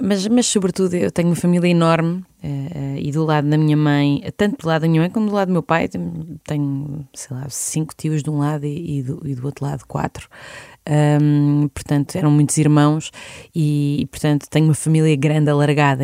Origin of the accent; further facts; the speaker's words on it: Lisbon, Portugal; also born or lived in Vidigueira / Serpa; Eu nasci em Lisboa, mas a minha família é alentejana